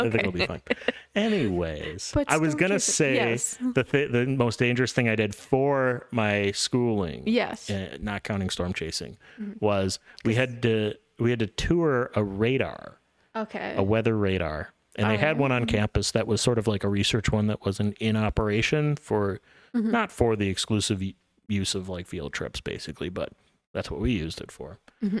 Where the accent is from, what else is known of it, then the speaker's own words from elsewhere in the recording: Missouri, United States; I'm from Missouri.